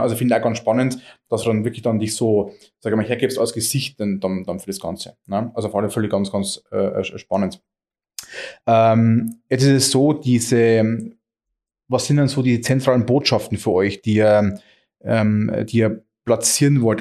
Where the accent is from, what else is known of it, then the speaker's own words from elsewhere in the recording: Germany; Oberfichtach, meiner Heimatstadt